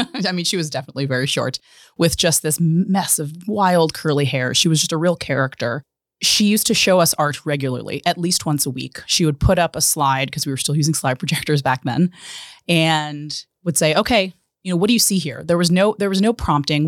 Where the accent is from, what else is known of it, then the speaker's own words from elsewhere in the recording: Pittsburgh, Pennsylvania, United States; moved away; I'm from Pittsburgh originally, was born and raised there